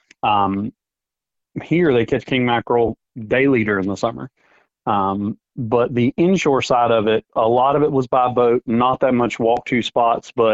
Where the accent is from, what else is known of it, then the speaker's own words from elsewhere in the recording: Western North Carolina, United States; moved away as an adult; also born or lived in Charleston, South Carolina; now in Emerald Coast, Florida, United States; I grew up in Western North Carolina, was there for my first 21 years